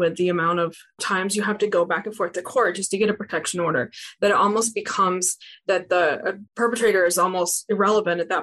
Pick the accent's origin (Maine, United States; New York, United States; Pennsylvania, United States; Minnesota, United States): Maine, United States; now in Louisiana, United States; I'm not from here. I'm from Maine.